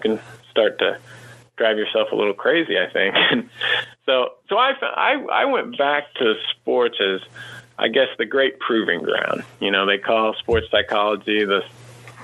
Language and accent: English; Kansas, United States; I grew up in Kansas and went to college at Kansas State